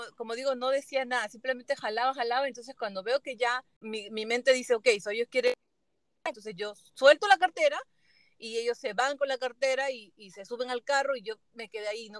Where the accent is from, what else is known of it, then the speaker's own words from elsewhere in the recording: Peru; moved away; en mi país, en Perú